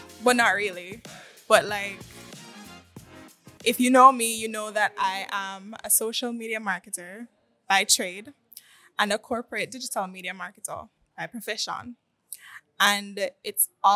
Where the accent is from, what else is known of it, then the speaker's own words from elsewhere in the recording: Montego Bay, Saint James, Jamaica; now in Kingston, Jamaica; I'm not from here. I mean, Kingston. I'm originally from Montego Bay. And, again, I was forced to move here